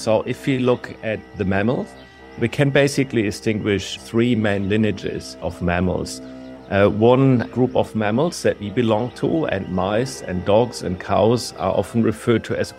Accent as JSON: {"language": "English", "country": "Germany", "also_born_or_lived": "Berlin", "second_language": "English", "moved": "as an adult", "lives_now": "Adelaide, Australia", "said": "I'm an Australian citizen, but I've come here from Germany over 20 years ago after I'd completed my PhD at the Max Planck Institute of Molecular Genetics in Berlin."}